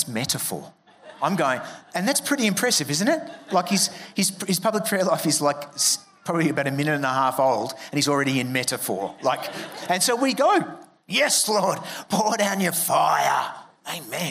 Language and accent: English; Melbourne, Victoria, Australia; I'm from Melbourne, so I was at Monash University studying an arts degree